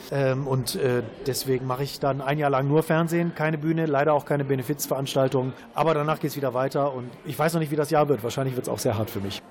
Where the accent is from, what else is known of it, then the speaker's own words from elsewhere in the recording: Krefeld, North Rhine-Westphalia, Germany; Ich komme ja aus Krefeld Krefeld